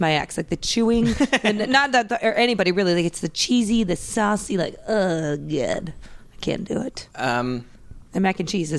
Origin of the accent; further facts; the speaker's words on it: Fargo, North Dakota, United States; accent: Fargo; moved away as an adult; also born or lived in Minnesota; now in Los Angeles, United States; I'm from Fargo, North Dakota originally, and then moved when I was 18 for college, University of Minnesota, and then now lived in LA the last year and a half.